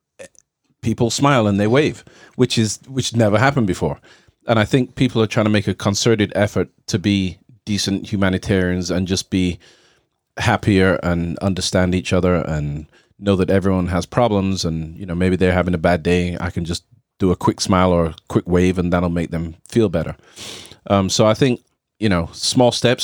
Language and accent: English; England, United Kingdom; now in United States; I'm from England. So I'm British and European, and parents are from Jamaica